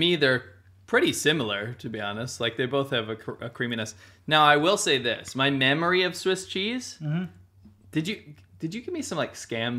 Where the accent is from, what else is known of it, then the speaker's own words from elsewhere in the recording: United States; moved away as an adult; now in China; and I don't understand cheese because I'm from America.